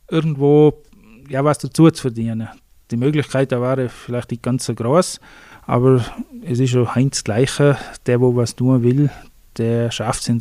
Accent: Vils, Tyrol, Austria; Ja, ich bin aufgewachsen in Vils, eigentlich in recht einfachen Verhältnissen und fühle mich in Vils

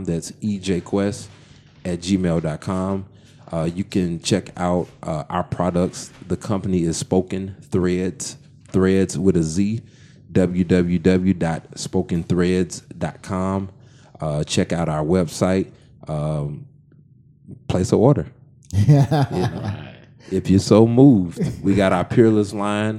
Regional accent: Midwest, United States; Born and raised in the Midwest

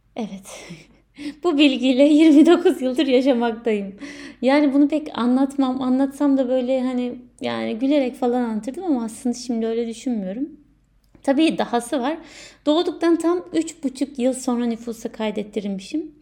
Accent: Turkey; moved away as an adult; Ülkemden, ailemden, sevdiklerimden ayrı olan ilk doğum günüm

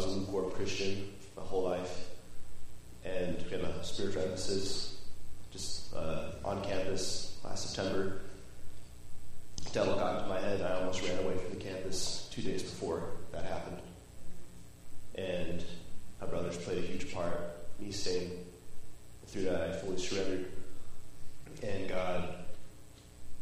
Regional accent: West Jordan, Utah, United States; moved away; I'm originally from West Jordan, Utah

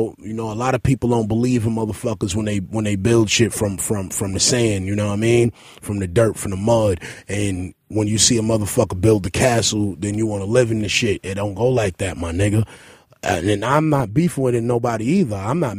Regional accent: La Ceiba, Atlántida, Honduras; I'm from La Ceiba Seaport, man. Shout out to all the cacrachos. We do this out there, man.

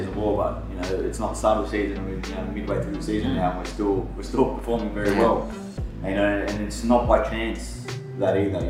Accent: Canberra, Australian Capital Territory, Australia; moved away; growing up in Canberra

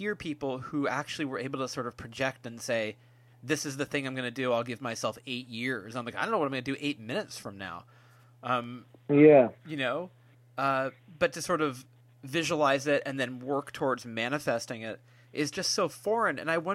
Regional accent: San Francisco, California, United States; born or raised there

